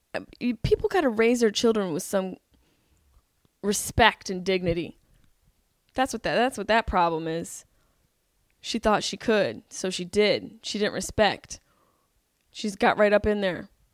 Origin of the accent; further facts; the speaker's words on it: Syracuse, New York, United States; growing up in Syracuse, like, I went to Hanover High School